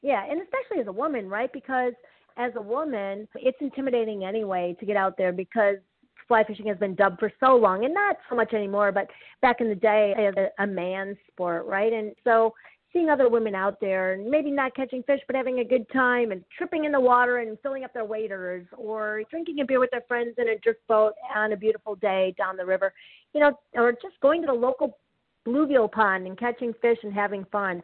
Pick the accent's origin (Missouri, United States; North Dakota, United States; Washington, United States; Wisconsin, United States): Wisconsin, United States; moved away; also born or lived in Chicagoland area / Ann Arbor; I grew up in Wisconsin